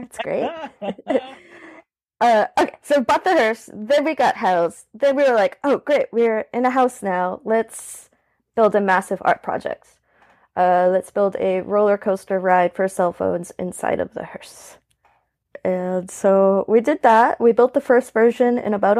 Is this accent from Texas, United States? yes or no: no; New Orleans, Louisiana, United States; I was born in 1984 in New Orleans. I'm seventh generation New Orleanian. I come from a pretty spooky background. I grew up in a haunted house in the French Quarter